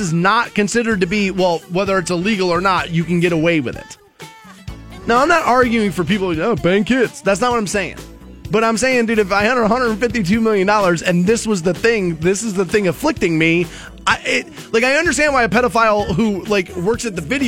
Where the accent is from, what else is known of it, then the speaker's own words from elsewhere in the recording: Maple Heights, Ohio, United States; growing up in Maple Heights, Ohio.